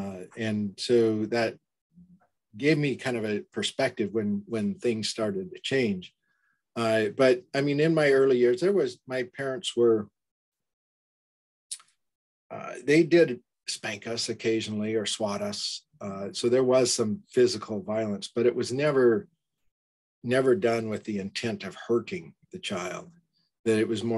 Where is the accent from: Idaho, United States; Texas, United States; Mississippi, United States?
Idaho, United States; Burley; And so I was born in Southern California, but then we moved back to Idaho when I was very young, before my memories started, about a year and a half, and then lived on a farm outside of Burley, Idaho, along the Snake River.